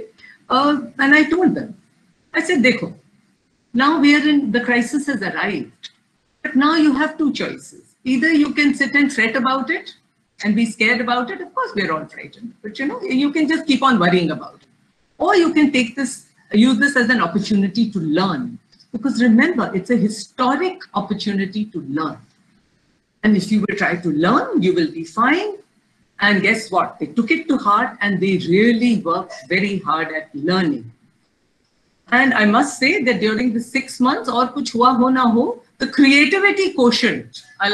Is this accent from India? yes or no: yes; Lucknow, Uttar Pradesh, India; I'm from Lucknow, UP.